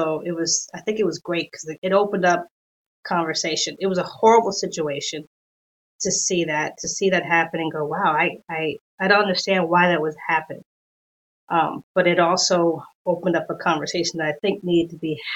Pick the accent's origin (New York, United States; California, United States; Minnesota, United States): New York, United States; New York City; moved away as an adult; now in San Diego area, United States; growing up in New York